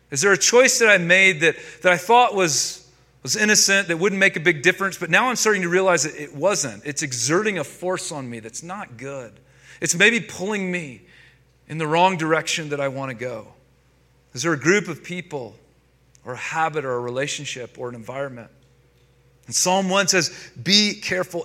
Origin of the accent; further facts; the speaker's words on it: North Carolina, United States; now in Denver, United States; I grew up in North Carolina.